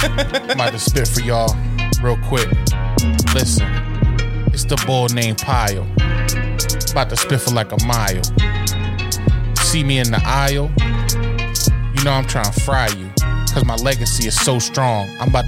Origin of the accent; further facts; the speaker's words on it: Philadelphia, Pennsylvania, United States; It don't have to be just Philly, even though we're from Philly fans.